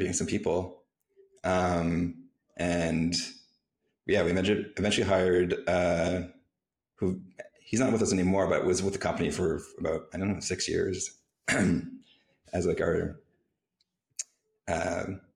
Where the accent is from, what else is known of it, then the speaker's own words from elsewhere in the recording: Canada; moved away; also born or lived in San Francisco / Cancun; I'm a Canadian